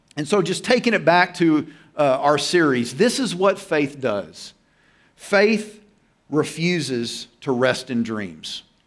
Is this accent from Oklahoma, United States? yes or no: yes; Oklahoma, United States; I'm from Oklahoma and, you know, Tornado Alley.